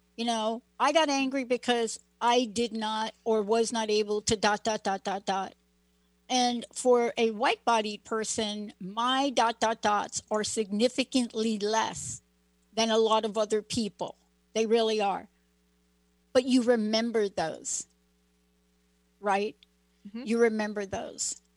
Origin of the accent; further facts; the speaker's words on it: New York, United States; I grew up in New York